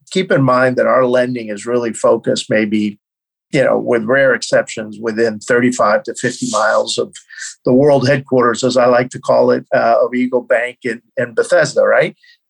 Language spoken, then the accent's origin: English; Cuba; born there; Because I was born in Cuba at a sort of interesting time in the history of that little island. Both my parents, Cubans, and all my grandparents really born in Spain.